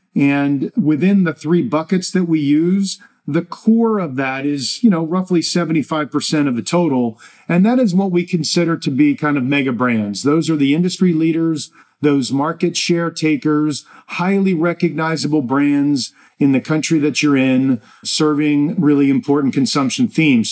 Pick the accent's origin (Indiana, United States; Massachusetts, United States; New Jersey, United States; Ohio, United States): New Jersey, United States; I'm from Jersey